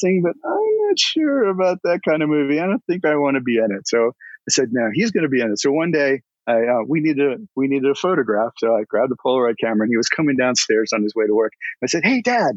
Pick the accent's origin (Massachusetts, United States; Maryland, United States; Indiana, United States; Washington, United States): Maryland, United States; Annapolis; we grew up in Annapolis, but we had, you know, like South County